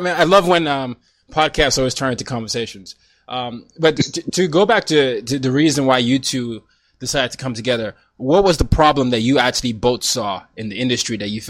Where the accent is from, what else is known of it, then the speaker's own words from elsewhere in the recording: Nigeria; So I'm Nigerian, and soccer, football was you know, something that I grew up with.